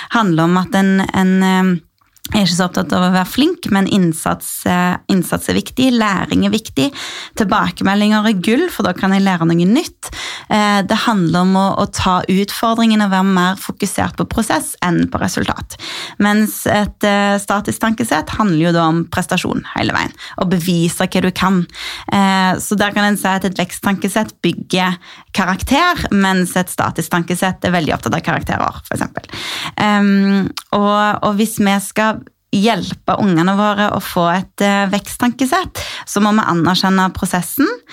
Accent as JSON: {"language": "Norwegian", "town": "Sandnes", "region": "Rogaland", "country": "Norway", "tie": "born or raised there", "said": "Min far er fra Oslo, men jeg er født og oppvokst i Rogaland, i Sandnes"}